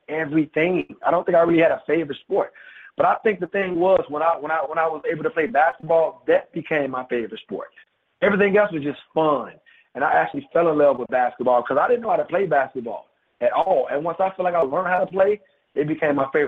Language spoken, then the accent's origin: English; Chicago, Illinois, United States; moved away as an adult; I'm from Chicago, born and raised